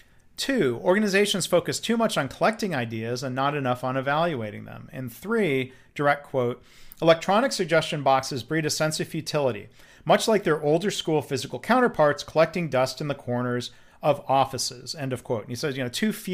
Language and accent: English; Texas, United States; I'm from Texas, so the UT here, of course, means University of Texas